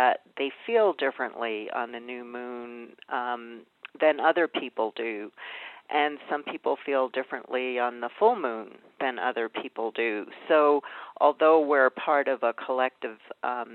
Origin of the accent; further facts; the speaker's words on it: New York City, New York, United States; I grew up in Brooklyn, New York